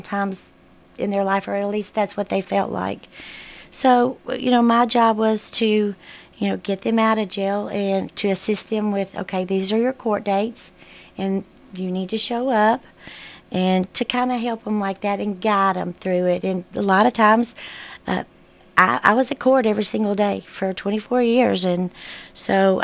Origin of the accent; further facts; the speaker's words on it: Murfreesboro, Tennessee, United States; I'm a hometown girl. I grew up in Murfreesboro